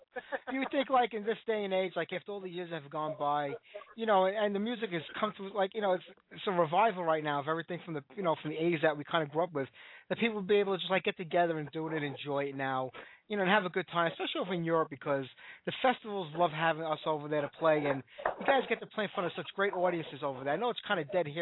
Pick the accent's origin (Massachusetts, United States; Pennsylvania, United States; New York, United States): New York, United States; Brooklyn; I originally out of Brooklyn, New York, so not too far away.